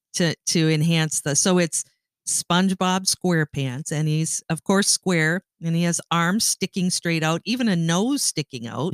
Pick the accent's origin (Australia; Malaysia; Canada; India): Canada; moved away as an adult; now in United States; I'm Canadian. I, um, have lived in the United States for thirty-five years